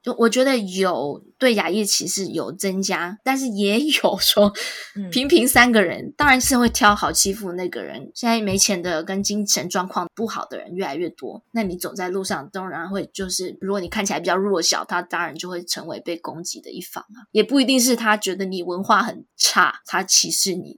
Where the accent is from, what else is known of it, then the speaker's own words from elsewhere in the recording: Taiwan; moved away; 我是台湾人